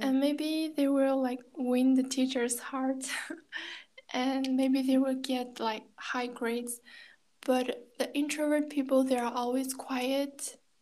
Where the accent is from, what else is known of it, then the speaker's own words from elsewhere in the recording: China; first language Kazakh; English is a second language; now in Kazakhstan; I grew up in China, Chinese speaking environment